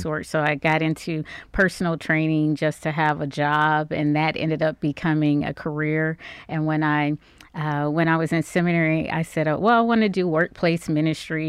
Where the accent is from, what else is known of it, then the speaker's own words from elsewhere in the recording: Cleveland, Ohio, United States; moved away as an adult; now in Dallas, United States; I am originally from Cleveland, Ohio